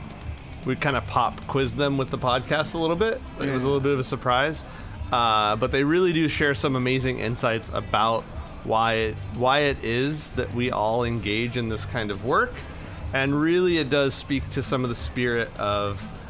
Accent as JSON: {"language": "English", "town": "Imperial Valley", "region": "California", "country": "United States", "tie": "born or raised there", "said": "it's right on the Mexican side of the border from where I grew up in the Imperial Valley."}